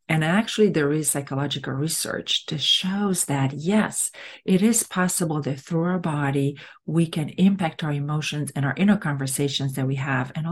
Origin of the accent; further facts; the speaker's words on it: Romania; English is a second language; moved away as an adult; now in United States; I come from a country that it's Latin. I come from Romania